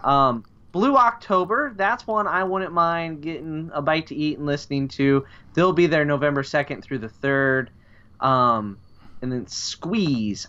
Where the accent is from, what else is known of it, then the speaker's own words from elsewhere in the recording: Midwest, United States; as we call it here in the Midwest